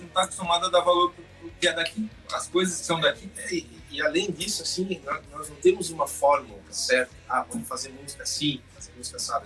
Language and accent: Portuguese; Brazil; moved away; also born or lived in United States; eu sou brasileiro, o coração vibra no Brasil, porque voltei para o Brasil